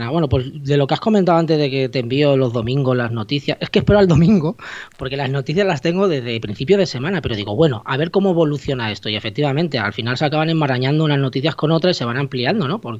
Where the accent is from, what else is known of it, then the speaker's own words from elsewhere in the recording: Mataró, Catalonia, Spain; Clar que sí, yo soy catalán y parlo molt volver el catalán.